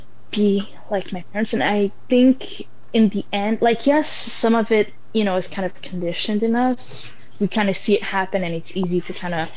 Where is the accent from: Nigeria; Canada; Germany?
Canada; This is where I grew up. So yes, I value myself as a Muslim person, as a Moroccan person, but I also value myself as a Canadian